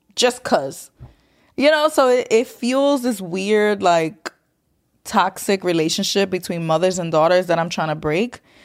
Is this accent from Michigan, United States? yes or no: no; New York City, New York, United States; growing up in New York City